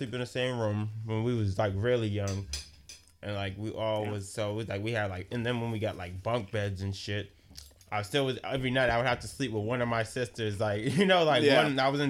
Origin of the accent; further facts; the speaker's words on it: Boston, Massachusetts, United States; I'm from Roxbury.